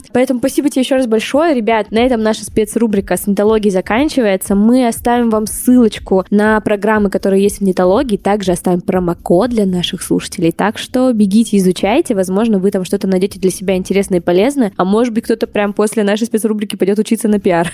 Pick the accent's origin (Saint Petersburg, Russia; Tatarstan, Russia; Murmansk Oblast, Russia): Saint Petersburg, Russia; я вот сама из Питера